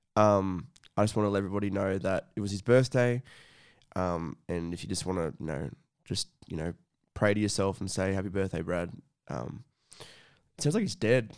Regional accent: Scone, New South Wales, Australia; moved away; when I was back in my hometown, um, you know, in Scone

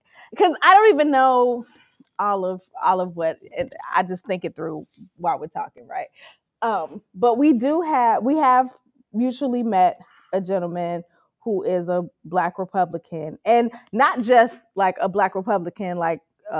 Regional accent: Chicago, Illinois, United States; I'm from Chicago

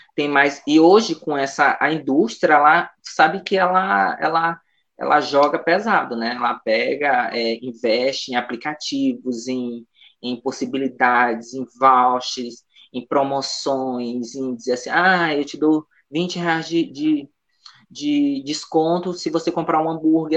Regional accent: São Luís, Maranhão, Brazil; also born or lived in Imperatriz / Conceição do Araguaia, Pará; eu sou proveniente do bairro da Liberdade, né? Um, o primeiro quilombo urbano do Brasil, então, é, eu nasci aqui, né, me criei aqui

